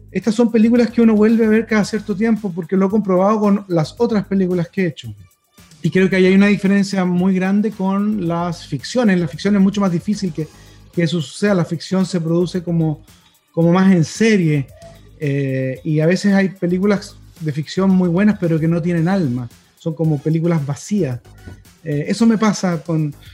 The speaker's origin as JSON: {"language": "Spanish", "country": "Chile", "said": "como chilenos y chilenas merecemos conocer a la reina"}